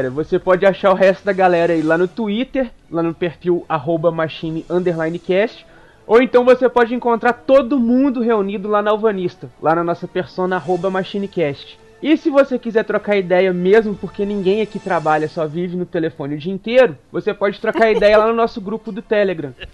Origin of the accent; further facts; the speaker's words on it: Minas Gerais, Brazil; Eu sou mineiro